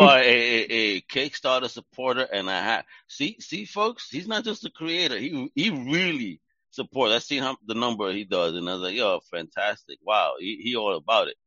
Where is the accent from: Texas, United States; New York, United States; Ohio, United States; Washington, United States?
New York, United States; I'm from Greenpoint. I'm right here right now in Greenpoint, Brooklyn.